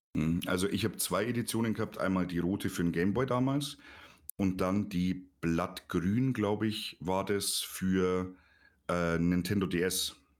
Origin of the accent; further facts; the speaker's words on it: Neuburg an der Donau, Bavaria, Germany; bei uns in Neuburg